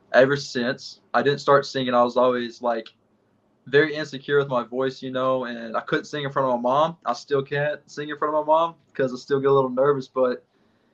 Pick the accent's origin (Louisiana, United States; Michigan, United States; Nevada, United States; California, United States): Louisiana, United States; West Monroe; moved away as an adult; now in Groton, United States; my hometown of West Monroe, Louisiana